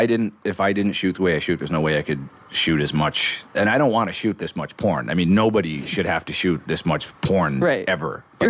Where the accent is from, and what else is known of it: Toronto, Ontario, Canada